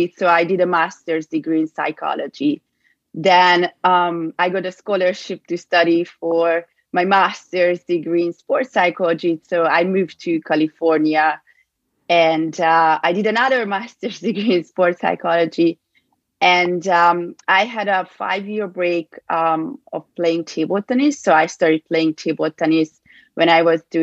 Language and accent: English; Budapest, Hungary; moved away as an adult; So I'm from Budapest, from Hungary, and I grew up there